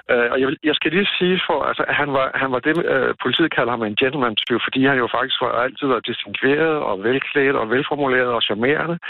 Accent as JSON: {"language": "Danish", "country": "Denmark"}